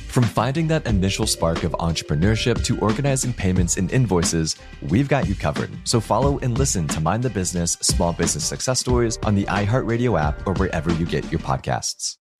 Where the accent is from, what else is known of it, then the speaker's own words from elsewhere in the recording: Alabama, United States; I'm from Alabama